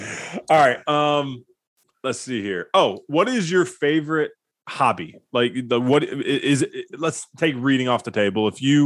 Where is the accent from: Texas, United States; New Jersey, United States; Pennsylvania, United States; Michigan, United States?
Michigan, United States; moved away; See, I'm from Michigan, so I love lakes. And now that I don't live in Michigan anymore